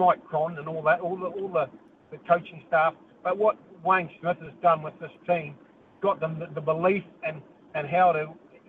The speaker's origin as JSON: {"language": "English", "country": "New Zealand", "said": "as a Kiwi, as a New Zealander"}